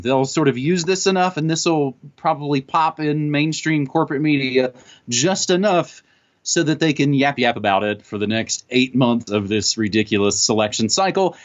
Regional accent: United States; as a American raised on comic books

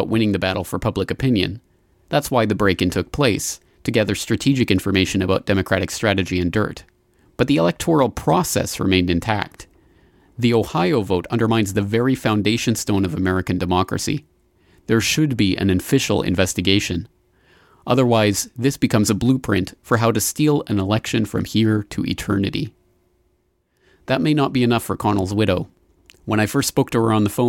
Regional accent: Canada; now in Japan; as a Canadian citizen living here in Japan

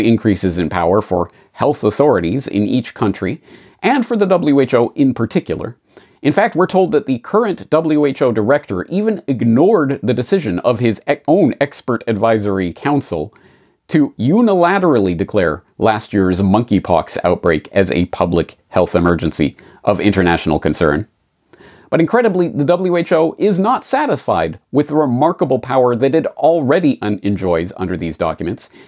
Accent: Canada; moved away as an adult; now in Japan; I'm a Canadian who has been living and working in Japan for nineteen years now

